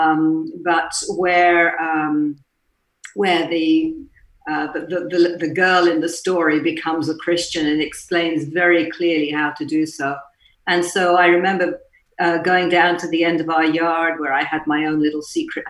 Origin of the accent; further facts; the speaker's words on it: England, United Kingdom; moved away; I was brought up in England, as you can probably tell by my accent